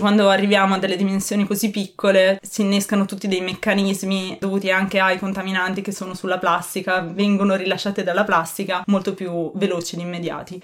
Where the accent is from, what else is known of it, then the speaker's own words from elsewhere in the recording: Ferrara, Emilia-Romagna, Italy; sono di Ferrara